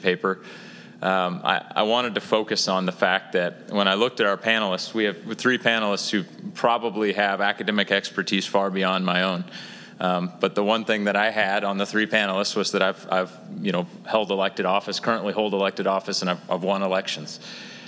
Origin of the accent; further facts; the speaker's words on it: Lawrence, Kansas, United States; I grew up in Lawrence. I went to KU